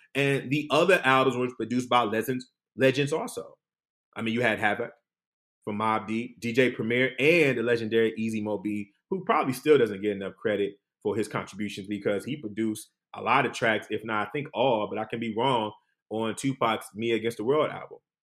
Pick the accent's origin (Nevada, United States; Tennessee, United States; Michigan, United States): Michigan, United States; Detroit; moved away; I'm from Detroit